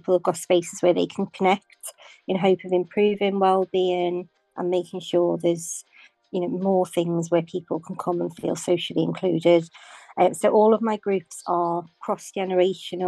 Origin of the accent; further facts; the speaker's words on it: Liverpool, North West England, United Kingdom; now in Waterlooville, United Kingdom; I'm from Liverpool, but I'm now living in Waterlooville in Hampshire